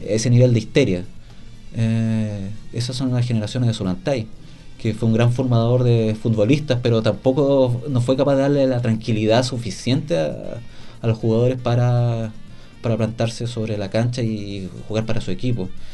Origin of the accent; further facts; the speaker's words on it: Chile; como chileno